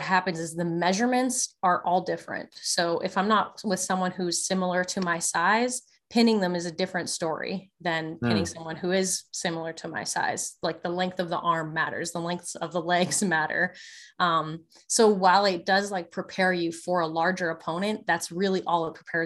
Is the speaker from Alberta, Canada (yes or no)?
yes; Lacombe, Alberta, Canada; moved away as an adult; also born or lived in Calgary; now in United States; I was born in Lacombe. So it's just like north of Red Deer, and Red Deer's in between Edmonton and Calgary.